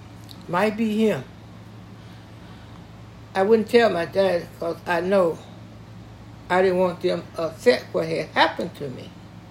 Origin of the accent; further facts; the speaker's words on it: Tennessee, United States; I grew up in Tennessee. I don't know one thing about Kentucky.